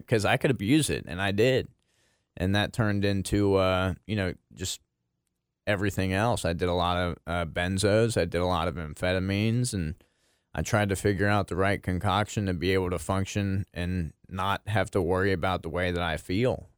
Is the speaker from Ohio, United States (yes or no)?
yes; Maineville, Ohio, United States; I grew up in Maineville, Ohio.